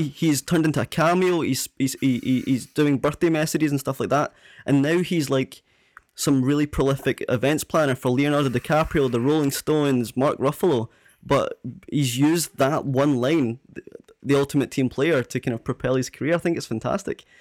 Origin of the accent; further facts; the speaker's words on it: Prestwick, Scotland, United Kingdom; live in Prestwick on the West Coast